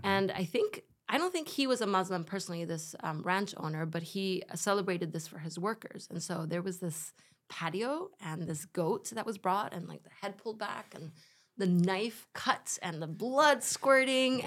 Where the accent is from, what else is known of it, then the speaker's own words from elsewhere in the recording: Spain; my parents are German. I grew up in Spain